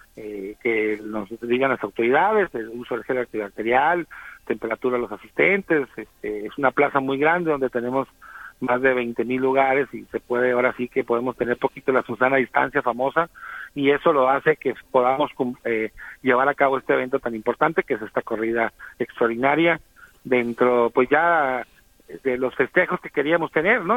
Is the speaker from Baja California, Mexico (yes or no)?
yes; Tijuana, Baja California, Mexico; Yo tengo el orgullo de ser tijuanense de, de abuelos.